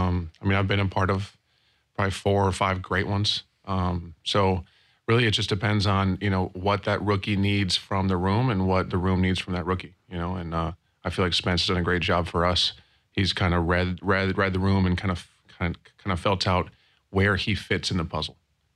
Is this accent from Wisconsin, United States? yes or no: yes; Wisconsin, United States; where I grew up in Wisconsin